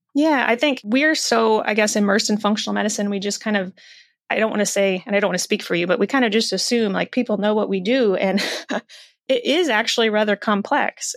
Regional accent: Iowa, United States; I was raised in the Midwest in Iowa

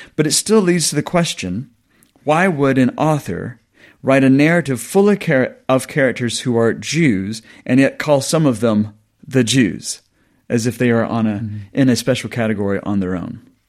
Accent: the South of the US, United States; moved away as an adult; now in England, United Kingdom; I grew up on a farm in the South, been in the South of the U S

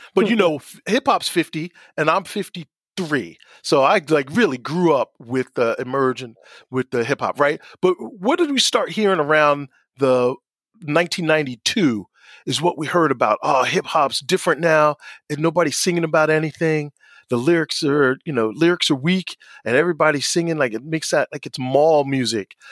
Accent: Asbury Park, New Jersey, United States; I grew up in Asbury. We, I did not grow up in, in the city in New York

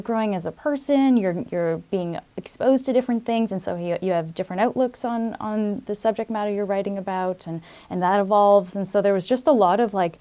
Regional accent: Toronto, Ontario, Canada; also born or lived in Berlin; I'd never actually lived outside of the GTA, outside of the Toronto area

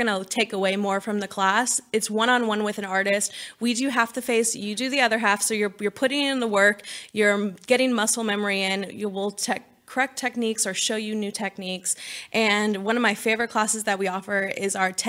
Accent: California, United States; now in Texas, United States; I'm from California originally

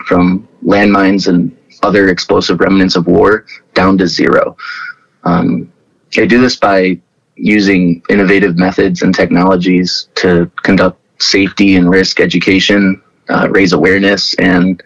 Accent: Cleveland, Ohio, United States; I grew up in the suburbs of Cleveland, Ohio

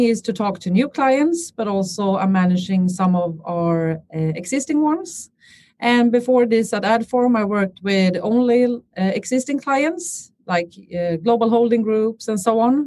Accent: Stockholm, Stockholm County, Sweden; I'm born and raised in Stockholm

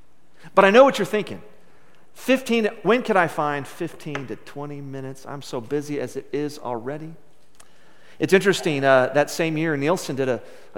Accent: West Texas, United States; growing up in West Texas and living here now

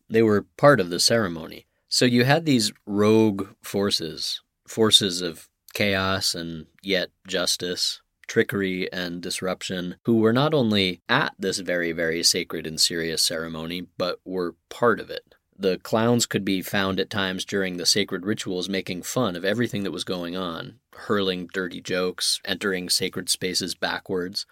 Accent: Santa Fe, New Mexico, United States; where I grew up in Santa Fe

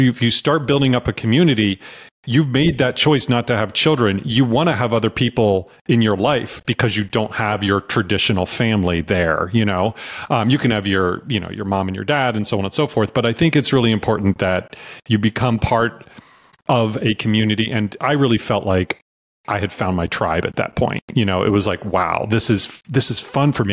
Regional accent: Virginia, United States; also born or lived in North Carolina / New York City; now in Austin, United States; I was raised in Virginia and I went to school in North Carolina

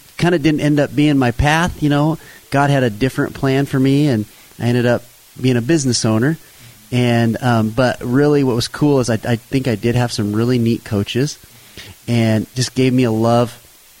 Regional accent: Payette, Idaho, United States; I grew up in Payette, not too far from here

